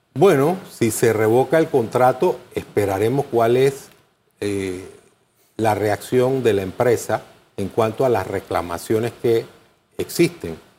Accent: Panama; todos somos panameños.

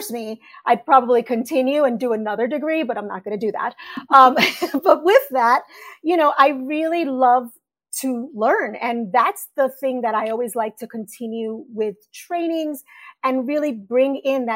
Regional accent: New York City, New York, United States; moved away as an adult; now in New Jersey, United States; I grew up in the Bronx

